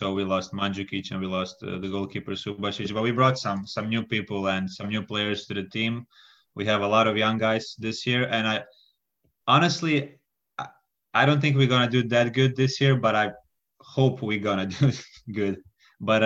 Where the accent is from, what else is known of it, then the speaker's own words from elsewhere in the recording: Umag, Istria County, Croatia; moved away as an adult; now in Copenhagen, Denmark; I currently live in Copenhagen. I was studying here, but I'm originally from Umag, Croatia